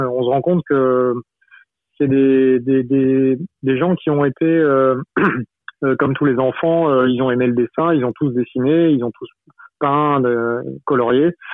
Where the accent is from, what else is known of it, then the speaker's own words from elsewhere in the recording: Brittany, France; moi je suis breton